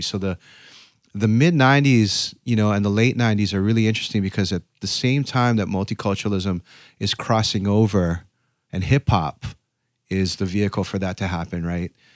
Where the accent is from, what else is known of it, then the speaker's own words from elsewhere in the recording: Honolulu, Hawaii, United States; moved away as an adult; also born or lived in Berkeley; I grew up in Honolulu, Hawaii